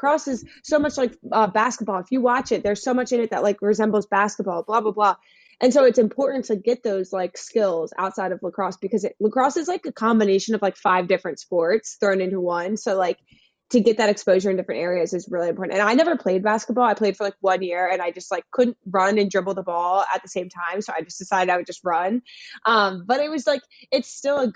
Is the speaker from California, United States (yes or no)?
no; Carroll County, Maryland, United States; I'm from Carroll County, which is northern Maryland. It's about 40 minutes outside Baltimore.